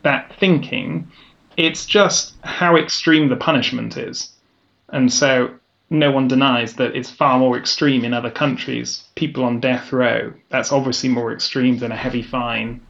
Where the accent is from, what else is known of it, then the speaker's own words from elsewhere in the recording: England, United Kingdom; moved away as an adult; now in Vienna, Austria; I'm a Brit.